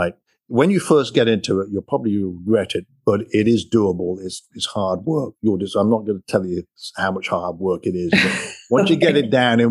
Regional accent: England, United Kingdom; moved away as an adult; now in United States; growing up in England, we used to, me and my buddies, go over the park, kick a soccer ball around and ride a bike

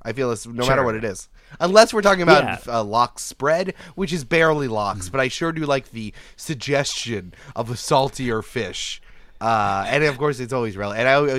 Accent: Canada; Hey, I'm Frenching over here. I'm Canadian over here.

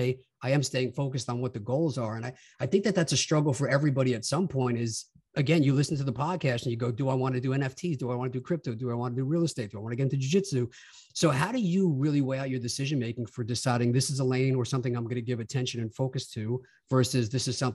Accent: New York, United States; moved away as an adult; now in Illinois, United States; I'm really like kind of born and raised in New York guy.

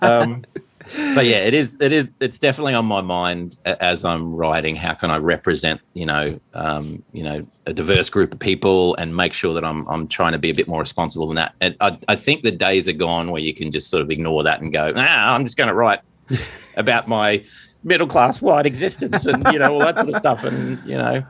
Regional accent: Australia; as an Australian

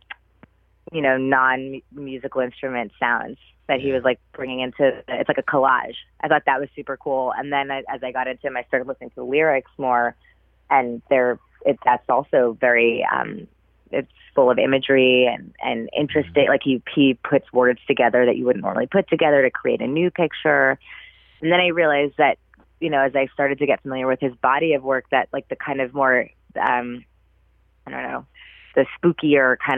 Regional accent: New York City, New York, United States; I'm from New York City

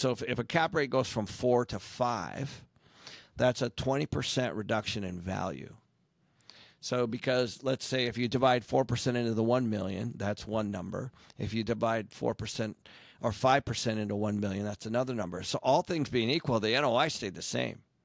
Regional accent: Seattle, Washington, United States; I grew up in Seattle

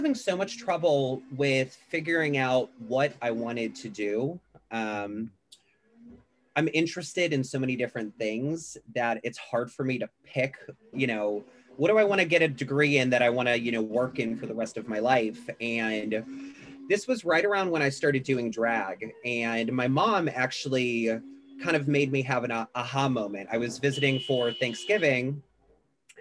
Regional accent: Chicago, Illinois, United States; moved away as an adult; also born or lived in Pittsburgh, Pennsylvania; now in Los Angeles, United States; We moved to Chicago when I was 9

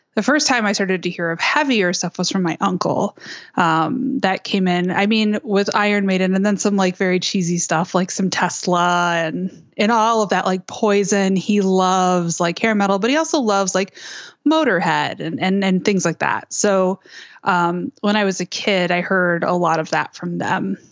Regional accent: Westland, Michigan, United States; I grew up in Westland, Michigan, which is a suburb about thirty minutes, uh, west of Detroit.

